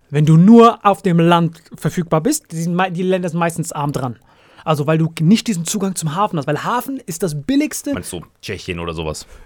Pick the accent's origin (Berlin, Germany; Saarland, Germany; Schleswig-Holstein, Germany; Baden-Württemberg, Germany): Saarland, Germany; ich bin Saarländer